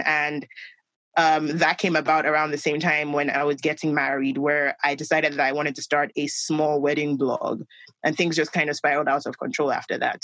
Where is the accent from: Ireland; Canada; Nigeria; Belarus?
Nigeria; Lagos; I grew up in Nigeria